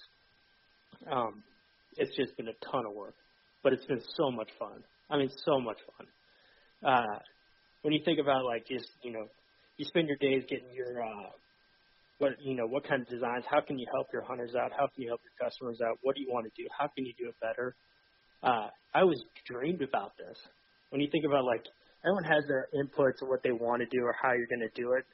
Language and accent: English; Georgia, United States; also born or lived in Atlanta; born and raised in Georgia. Grew up hunting, started hunting when I was at the age of 4 or 5 in South Georgia